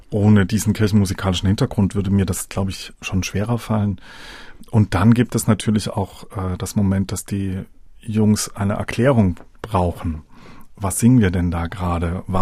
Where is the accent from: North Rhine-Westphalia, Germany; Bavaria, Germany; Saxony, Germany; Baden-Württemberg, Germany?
Saxony, Germany; Dresden; Ich komme ja selber aus Dresden. Man hat als Dresdner dann später die Möglichkeit, wieder aus dem Alumnat herauszugehen.